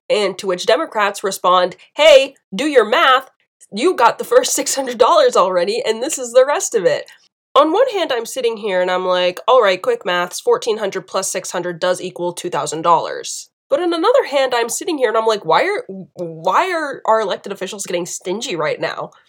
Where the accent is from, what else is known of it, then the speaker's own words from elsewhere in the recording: Southern United States, United States; accent: southern; my, my southern accent from earlier really popped out on that now.